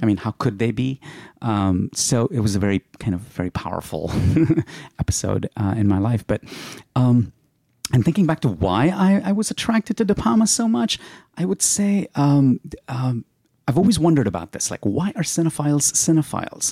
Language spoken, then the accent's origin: English; India; moved away; when I was growing up in India